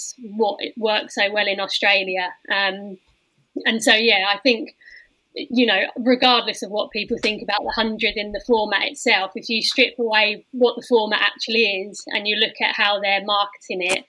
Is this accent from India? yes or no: no; England, United Kingdom; us as English people